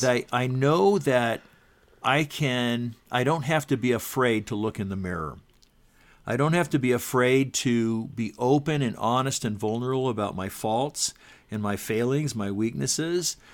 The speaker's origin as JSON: {"language": "English", "region": "Southern California", "country": "United States", "tie": "born or raised there", "also_born_or_lived": "Utah", "said": "I was born in Utah, but, um, shortly after that, my family lived all around the West. And from third grade on, I grew up in Southern California"}